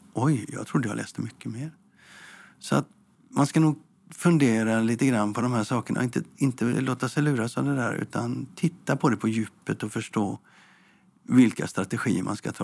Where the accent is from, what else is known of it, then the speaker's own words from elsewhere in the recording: Gothenburg, Västra Götaland, Sweden; Som göteborgare så säger jag